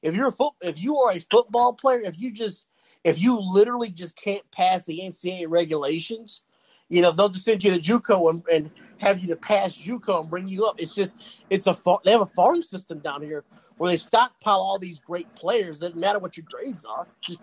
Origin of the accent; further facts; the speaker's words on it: Detroit, Michigan, United States; moved away as an adult; also born or lived in Mississippi; I'm from Detroit originally, but I went to college in Mississippi.